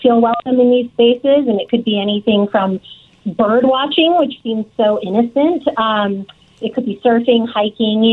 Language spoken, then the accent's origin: English; Southern California, United States; I grew up in Southern California